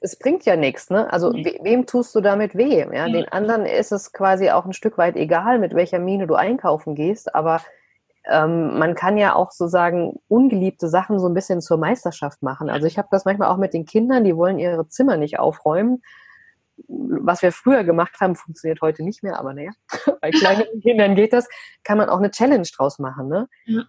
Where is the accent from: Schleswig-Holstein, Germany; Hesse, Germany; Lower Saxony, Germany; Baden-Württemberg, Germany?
Hesse, Germany; Vogelsberg; moved away as an adult; also born or lived in Frankfurt; dass ich ein Landei bin aus dem Vogelsberg, also aus einem kleinen, wirklich Mini-Dorf